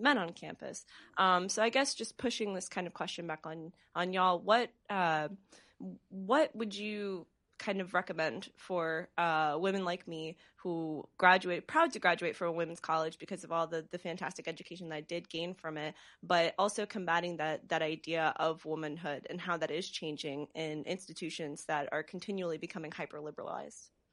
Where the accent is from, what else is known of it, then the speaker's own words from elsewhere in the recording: Connecticut, United States; I am a product of public school. Um, you know, I'm from Connecticut